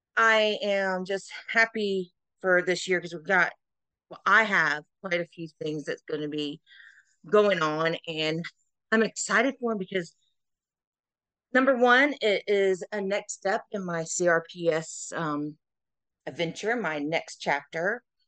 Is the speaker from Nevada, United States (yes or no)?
no; South Carolina, United States; I am Miss Wheelchair South Carolina USA 2023 representing my home state